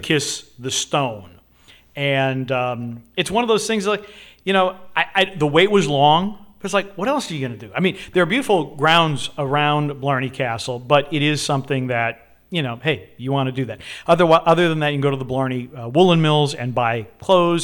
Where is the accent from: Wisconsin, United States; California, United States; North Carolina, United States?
Wisconsin, United States; moved away; also born or lived in Chicago / Portland; growing up in Wisconsin, it was the only house we ever had.